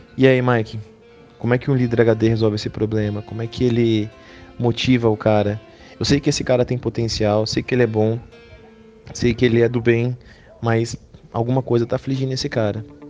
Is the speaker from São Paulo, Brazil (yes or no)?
yes; São Paulo, Brazil; eu sou de São Paulo